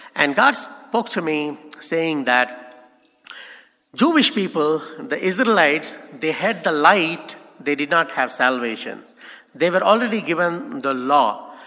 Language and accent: English; India; as Indian I cannot go to Pakistan